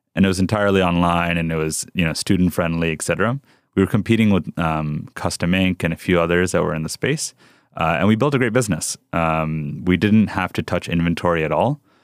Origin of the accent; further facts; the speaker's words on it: Rockland County, New York, United States; English is a second language; also born or lived in South Bronx, New York / California; now in Texas, United States; we grew up outside in New York City uh, uh, in a town called Rockland County